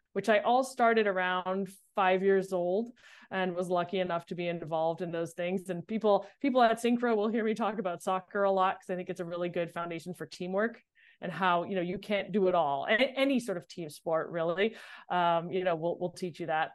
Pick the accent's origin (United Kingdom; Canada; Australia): Canada; Montreal, Quebec; moved away as an adult; also born or lived in Boston; I grew up in Montreal